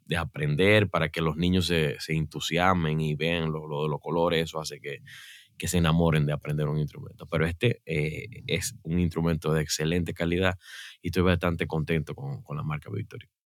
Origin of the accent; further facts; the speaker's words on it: Mao, Valverde, Dominican Republic; acá en, Santo Domingo, en el pueblecito de Mao, de donde yo soy